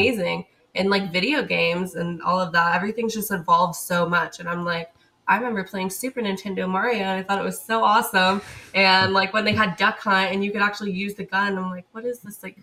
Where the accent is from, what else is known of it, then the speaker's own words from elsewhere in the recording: Indiana, United States; moved away as an adult; now in Hawaii, United States; I'm from Indiana and I've lived in Hawaii for a little over a year